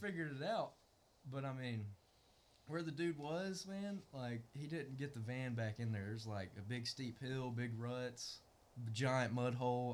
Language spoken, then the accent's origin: English; Green Pond, United States; I grew up like around County Road 13, around Green Pond and everything.